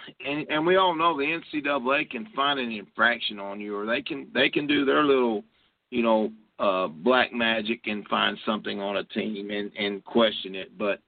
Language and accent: English; Kentucky, United States; I was born in Kentucky